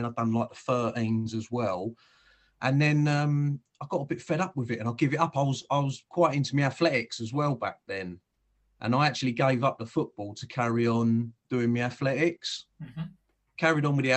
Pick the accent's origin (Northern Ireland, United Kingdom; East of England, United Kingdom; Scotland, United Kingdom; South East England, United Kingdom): South East England, United Kingdom; Whitstable; also born or lived in Sidcup / New Eltham; I grew up in Whitstable